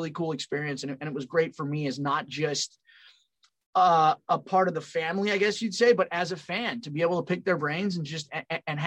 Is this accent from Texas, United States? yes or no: no; California, United States; moved away as an adult; also born or lived in Long Island, New York / Pennsylvania; I'm from California, moved to Long Island after high school